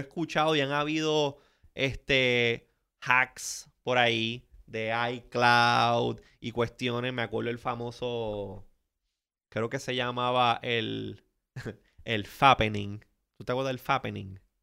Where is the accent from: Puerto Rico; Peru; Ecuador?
Puerto Rico; de Puerto Rico siempre lo tienen en una zona media gris y no necesariamente somos considerados Latinoamérica ni tampoco somos considerados parte de Estados Unidos.